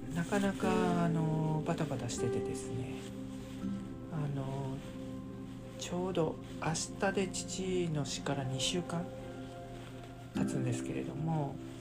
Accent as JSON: {"language": "Japanese", "region": "Kansai", "country": "Japan", "said": "関西人なんで"}